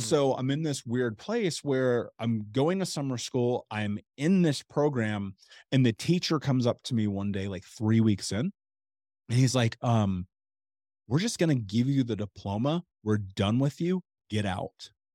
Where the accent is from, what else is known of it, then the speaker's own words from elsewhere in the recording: Indianapolis, Indiana, United States; I grew up in Indianapolis